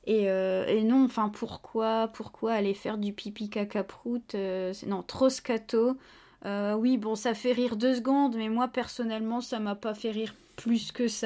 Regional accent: France; Alors quand on est français, on n'y croit pas une seule seconde

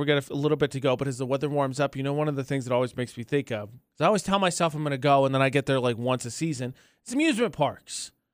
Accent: Indiana, United States; growing up, did not like being from Indiana

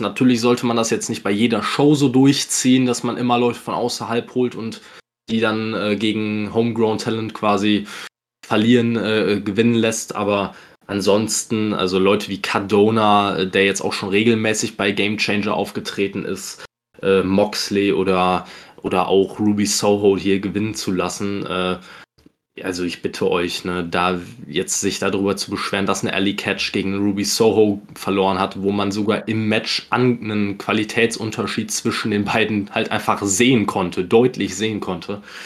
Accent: Germany; als Deutscher

